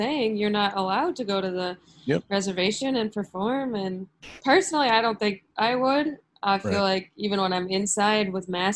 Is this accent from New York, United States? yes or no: yes; Buffalo, New York, United States; moved away as an adult; now in New York City, United States; I'm originally from upstate. I'm from Buffalo